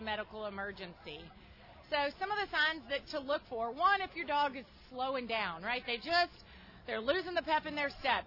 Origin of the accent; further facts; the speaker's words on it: Baton Rouge, Louisiana, United States; moved away; also born or lived in Austin, Texas; I grew up in Baton Rouge and lived a good portion of my life in Austin, Texas